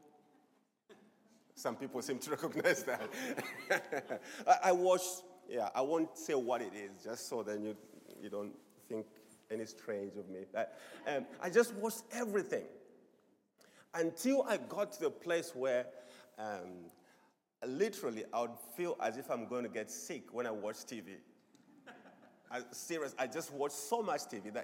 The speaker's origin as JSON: {"language": "English", "country": "Zambia", "also_born_or_lived": "Swaziland", "moved": "as an adult", "said": "I'm originally from Zambia."}